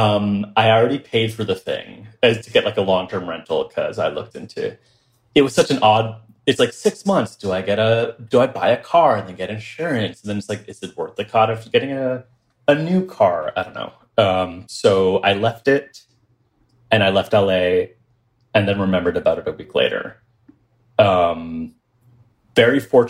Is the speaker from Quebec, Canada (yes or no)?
yes; Kahnawake, Quebec, Canada; now in New York, United States; I'm from this little reservation called Kahnawake. It's south of Montreal